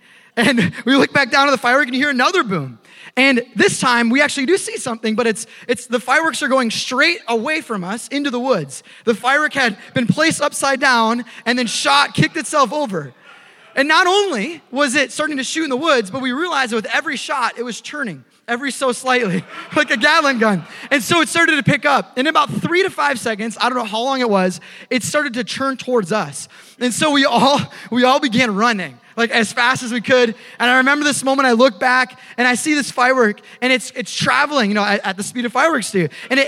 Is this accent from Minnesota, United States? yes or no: yes; Minnesota, United States; I grew up in Minnesota. I moved around a lot, but spent a lot of time in Minnesota.